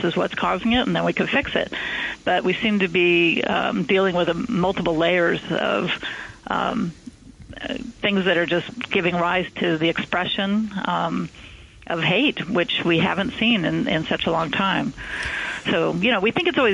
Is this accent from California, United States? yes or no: yes; California, United States; moved away as an adult; also born or lived in Atlanta, Georgia; now in New York City, United States; I'm a native Californian